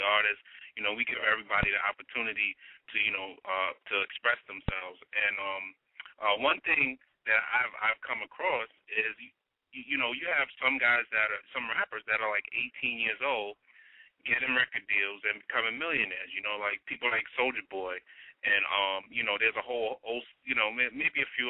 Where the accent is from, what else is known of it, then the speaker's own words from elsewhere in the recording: New York City, New York, United States; I'm from the BX. I was born and raised in the Bronx